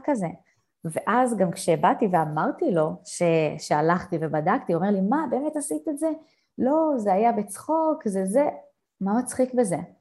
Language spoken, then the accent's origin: Hebrew; Israel; moved away; בתור אה, ישראלית טובה